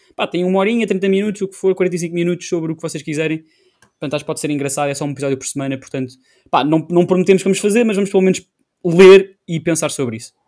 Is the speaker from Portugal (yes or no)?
yes; Portugal; somos portugueses